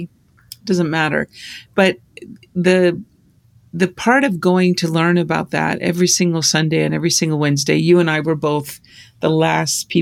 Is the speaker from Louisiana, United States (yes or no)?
no; Libby, Montana, United States; moved away; you and I grew up in Libby, Montana